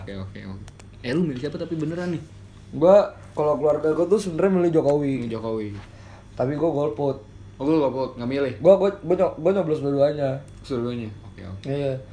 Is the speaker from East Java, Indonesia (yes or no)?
no; Bandung, West Java, Indonesia; Gua sendiri dari asli Bandung